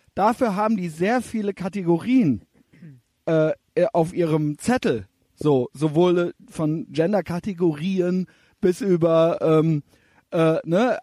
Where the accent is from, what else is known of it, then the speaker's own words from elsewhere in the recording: Cologne, North Rhine-Westphalia, Germany; Wir sind beide aus Köln